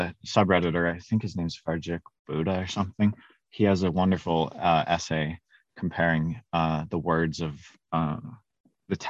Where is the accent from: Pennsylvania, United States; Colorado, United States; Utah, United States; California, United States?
Utah, United States; I'm from Utah